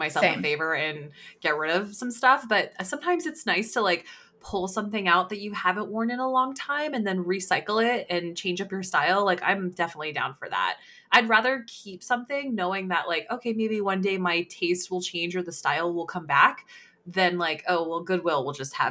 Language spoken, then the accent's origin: English; California, United States; now in Pacific Northwest, United States; growing up in California